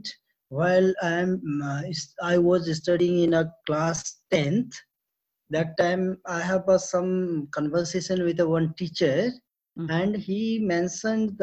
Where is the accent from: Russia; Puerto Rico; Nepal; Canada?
Nepal; I am from Nepal. That is a South Asian country.